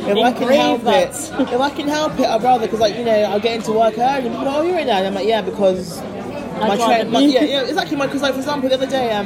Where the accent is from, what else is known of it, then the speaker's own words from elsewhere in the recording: United Kingdom; the conflict of being British-born